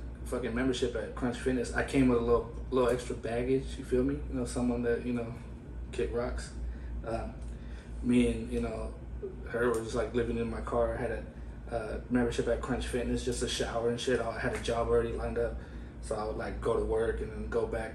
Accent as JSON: {"language": "English", "town": "Fresno", "region": "California", "country": "United States", "tie": "born or raised there", "moved": "as an adult", "lives_now": "Portland, United States", "said": "I'm from the Central Valley of California, the Fresno area, you know. And I've been out there most of my life"}